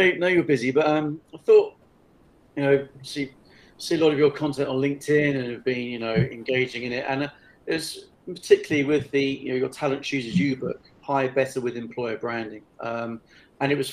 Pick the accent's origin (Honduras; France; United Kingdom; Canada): United Kingdom; England; I'm English